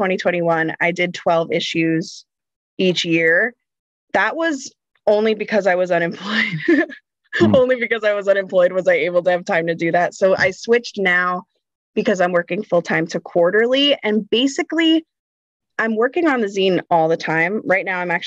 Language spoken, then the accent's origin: English; central New Jersey, United States; I'm from New Jersey. Born and raised in New Jersey